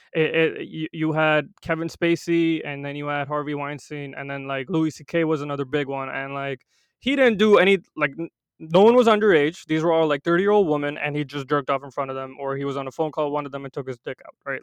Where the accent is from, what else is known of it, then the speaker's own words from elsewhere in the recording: India; now in United States; I'm not first generation, I was born in India